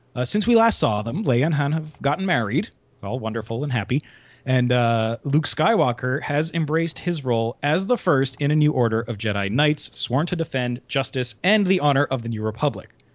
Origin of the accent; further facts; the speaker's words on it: Canada; I am Canadian